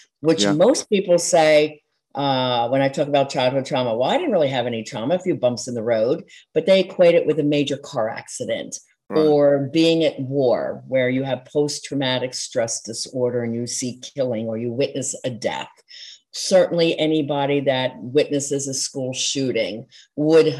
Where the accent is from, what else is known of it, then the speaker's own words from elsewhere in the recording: outside of Philadelphia, Pennsylvania, United States; I grew up outside of Philadelphia and we're very impassioned